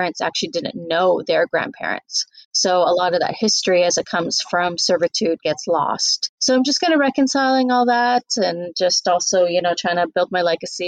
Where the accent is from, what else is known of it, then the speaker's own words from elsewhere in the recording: Canada; also born or lived in Fiji; now in United States; I moved to Canada when I was 1.5